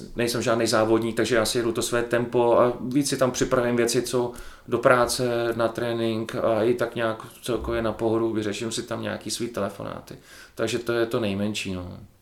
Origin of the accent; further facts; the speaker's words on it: Czechia; moved away as an adult; also born or lived in Belgium; zůstal jsem tady v Čechách